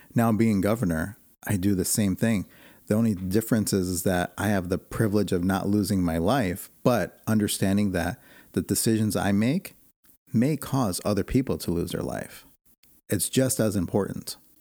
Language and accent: English; Chicago, Illinois, United States; also born or lived in Arizona; now in Portland, United States; I was born and raised in Chicago